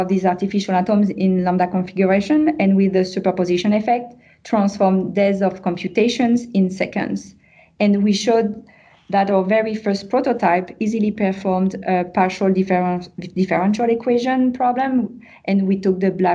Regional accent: France; accent: French; English is a second language; moved away as an adult; now in Montreal, Canada; with my French accent

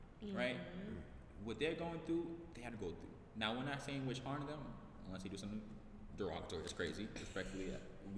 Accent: New York City, New York, United States; also born or lived in Bronx; I'm from Queens

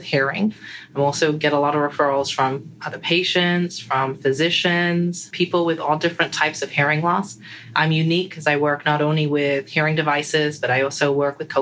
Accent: England, United Kingdom; moved away as an adult; also born or lived in United States; now in Sarasota, United States; I was born and raised in England, and then I moved to the States when I decided to become an audiologist

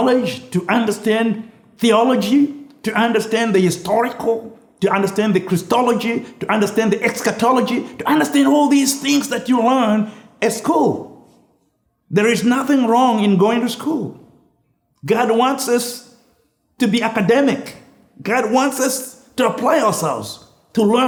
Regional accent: Zimbabwe; moved away as an adult; also born or lived in Launceston, Tasmania, Australia; I came from Rhodesia, a British colony

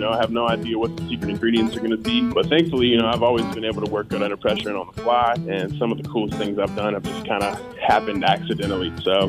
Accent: Apex, North Carolina, United States; I'm from Apex, North Carolina, and I grew up, my family is a good old Southern family, born and raised on farmland

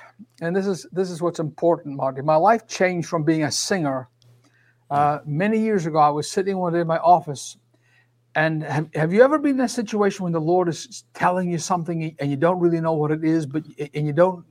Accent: Scotland, United Kingdom; I am from Scotland.

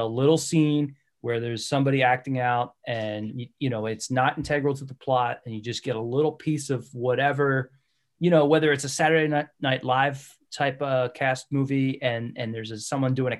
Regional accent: Philadelphia, Pennsylvania, United States; I grew up in Philly.

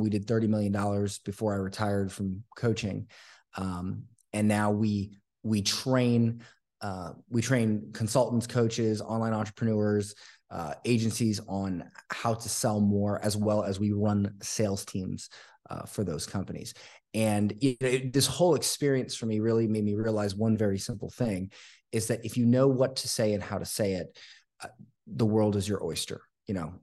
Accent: Florida, United States; now in Costa Rica; I grew up, uh, in a small town in Florida

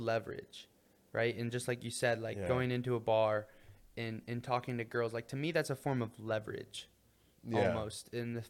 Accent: Ohio, United States; I was raised in Ohio

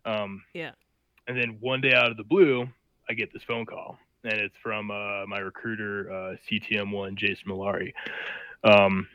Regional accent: Phillips, Wisconsin, United States; moved away as an adult; I grew up in middle of nowhere, Wisconsin, a small town called Phillips

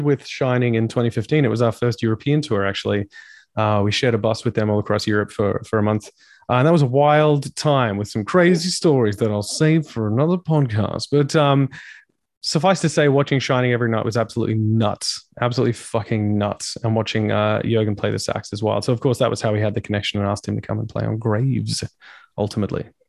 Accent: Australia; being an Australian

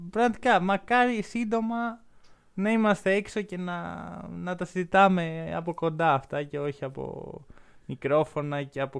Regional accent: Greece; εγώ είμαι Έλληνας

